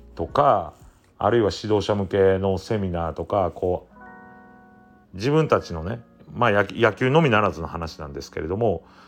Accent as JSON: {"language": "Japanese", "town": "Ise", "region": "Mie", "country": "Japan", "tie": "born or raised there", "said": "私が住んでる伊勢市の小畑町"}